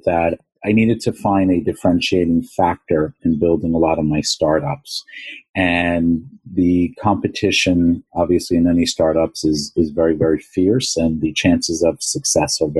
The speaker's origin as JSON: {"language": "English", "town": "New York City", "region": "New York", "country": "United States", "tie": "born or raised there", "said": "My background, born and raised in Long Island and in New York City"}